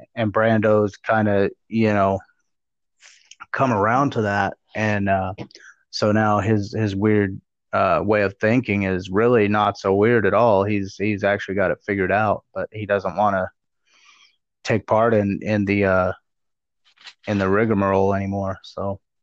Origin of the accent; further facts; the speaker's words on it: Arizona, United States; in my home state where I'm living